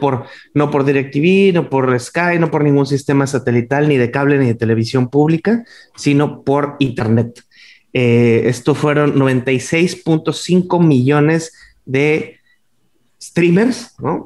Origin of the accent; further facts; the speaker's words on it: Monterrey, Nuevo León, Mexico; now in Riviera Maya, Mexico; yo soy el …